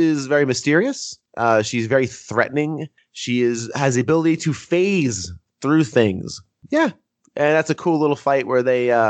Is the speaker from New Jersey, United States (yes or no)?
yes; New Jersey, United States; growing up in New Jersey